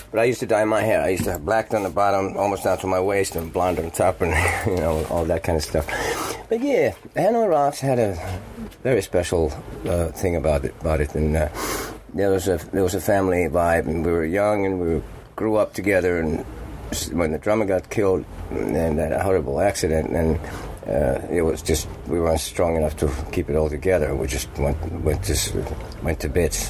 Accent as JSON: {"language": "English", "country": "Finland", "also_born_or_lived": "Manhattan, New York, United States", "second_language": "English", "moved": "as an adult", "said": "I'm from Finland"}